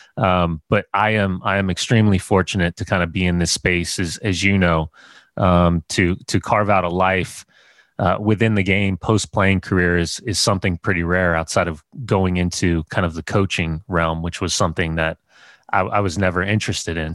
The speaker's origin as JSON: {"language": "English", "country": "United States", "said": "I'm American"}